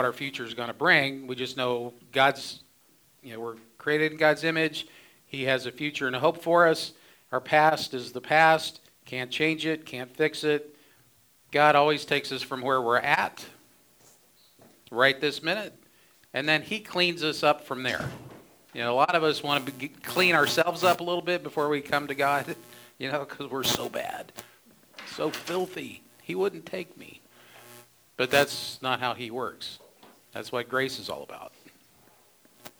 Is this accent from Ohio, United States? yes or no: yes; Ohio, United States; now in Phoenix, United States; I grew up in Ohio. I didn't know any better until I came to Phoenix